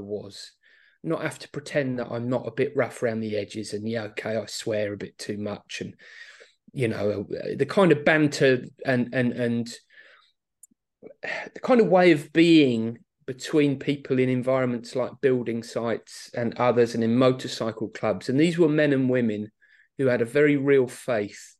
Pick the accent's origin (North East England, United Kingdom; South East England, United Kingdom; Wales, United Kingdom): South East England, United Kingdom; Aylesbury; now in Luton, United Kingdom; a school where I grew up in Aylesbury in Buckinghamshire